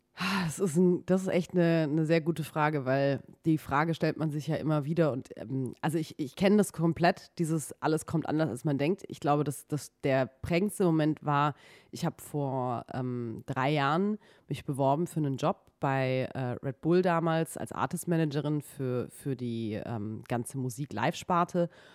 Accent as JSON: {"language": "German", "region": "Baden-Württemberg", "country": "Germany", "moved": "as an adult", "lives_now": "Berlin, Germany", "said": "Ich komme ursprünglich aus Baden-Württemberg"}